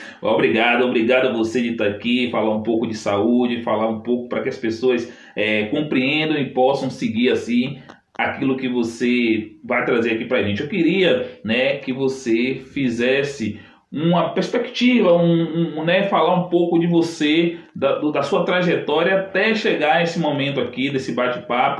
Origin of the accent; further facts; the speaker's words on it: Salvador, Bahia, Brazil; eu sou de Salvador